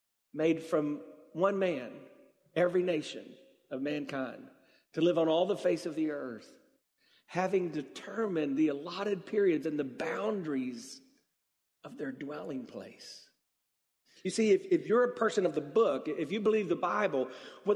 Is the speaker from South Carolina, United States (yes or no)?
yes; South Carolina, United States; I grew up in South Carolina